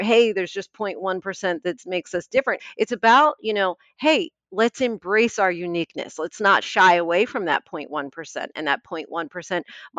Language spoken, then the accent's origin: English; Moorestown, New Jersey, United States; So I am from South Jersey, from a town called Moorestown